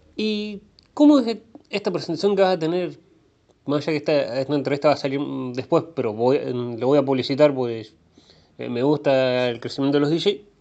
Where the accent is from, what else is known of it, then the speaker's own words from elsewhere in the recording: Rosario, Santa Fe, Argentina; soy rosarino